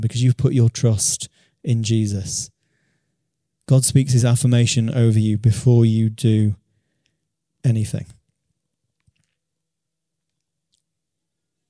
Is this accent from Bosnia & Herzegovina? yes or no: no; Beverley, Yorkshire and the Humber, United Kingdom; a church in the town that I grew up in Beverley